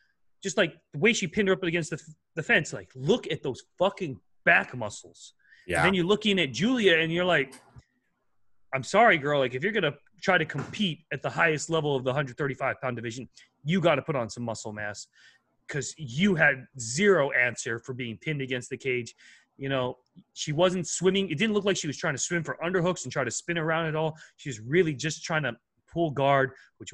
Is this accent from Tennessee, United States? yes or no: no; Hawaii, United States; we're from Hawaii